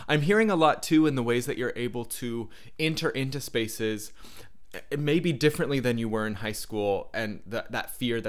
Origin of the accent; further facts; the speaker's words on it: the South, United States; you know, we're from the South. We moved.